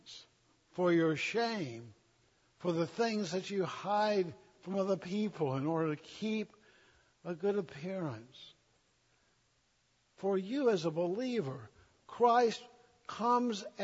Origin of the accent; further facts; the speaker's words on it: the South, United States; I'm a Southerner